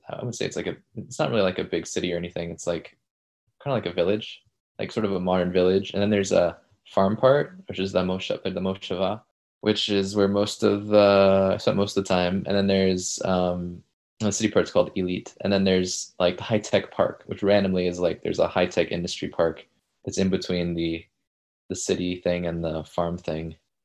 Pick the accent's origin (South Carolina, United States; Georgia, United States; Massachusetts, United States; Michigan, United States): Georgia, United States; Decatur; moved away; which is really close to my hometown, from Decatur, Georgia, which is just like in the suburbs of Atlanta